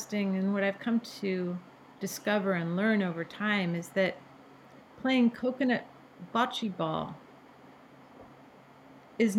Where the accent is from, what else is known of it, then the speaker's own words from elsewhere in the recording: Bellevue, Washington, United States; I grew up in Bellevue, Washington. That's where I was born.